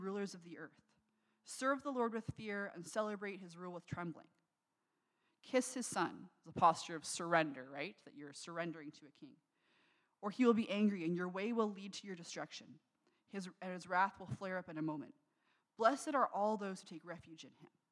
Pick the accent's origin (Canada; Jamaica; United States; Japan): Canada; Niagara, Ontario; I grew up in Niagara